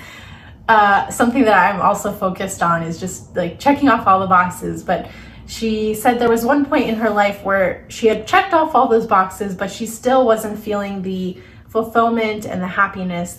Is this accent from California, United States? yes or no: no; Ohio, United States; I'm from Ohio